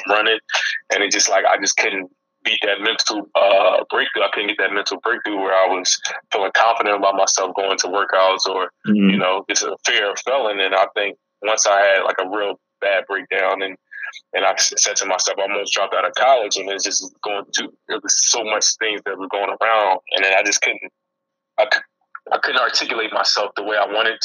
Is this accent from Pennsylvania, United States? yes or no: yes; Philadelphia, Pennsylvania, United States; I'm from Philadelphia